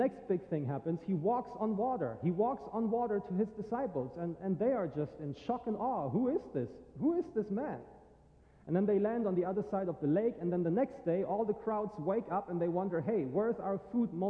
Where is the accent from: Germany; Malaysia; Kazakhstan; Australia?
Germany; now in St. Augustine, United States; I am originally from Germany